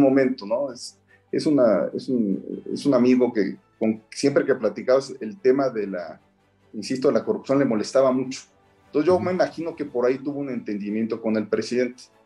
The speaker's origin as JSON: {"language": "Spanish", "region": "Mexico City", "country": "Mexico", "said": "yo soy este, capitalino."}